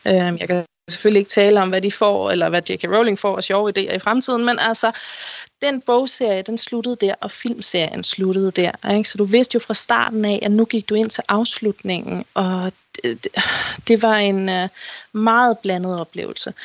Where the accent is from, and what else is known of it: Denmark